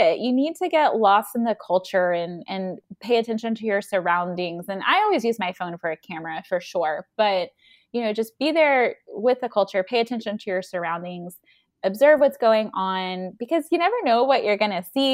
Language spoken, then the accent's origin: English; the South, United States; I'm from the South as well.